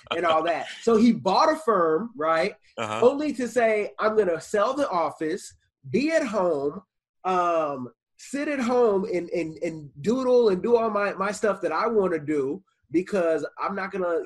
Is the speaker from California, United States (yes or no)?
yes; California, United States; now in Seattle, United States; I'm from Cali